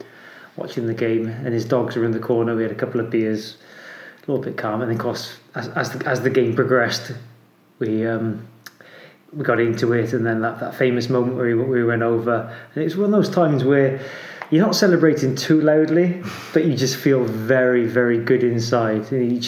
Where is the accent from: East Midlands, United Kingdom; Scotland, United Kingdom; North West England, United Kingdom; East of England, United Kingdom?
East Midlands, United Kingdom; There's no being a Welshman living in England and where I'm from in Derbyshire, you can pretty much count them on one hand.